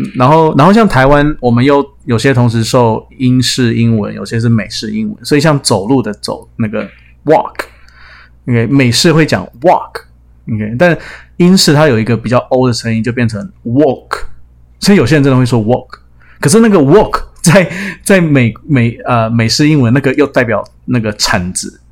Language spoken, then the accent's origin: Chinese; Canada; accent: Canadian; 我小时候住加拿大，也是讲比较American English